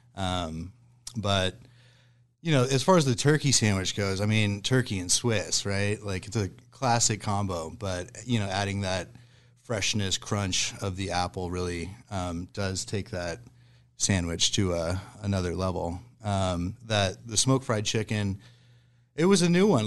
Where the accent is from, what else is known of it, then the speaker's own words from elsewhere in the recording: Lincoln, Nebraska, United States; moved away as an adult; also born or lived in Portland, Oregon; now in Omaha, United States; originally, I'm born and raised in Lincoln